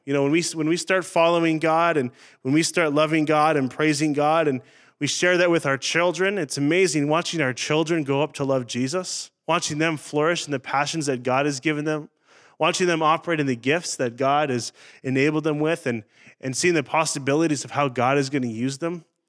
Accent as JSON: {"language": "English", "region": "Northern Ontario", "country": "Canada", "tie": "born or raised there", "also_born_or_lived": "Saskatchewan", "moved": "yes", "said": "I grew up in Northern Ontario in the bush"}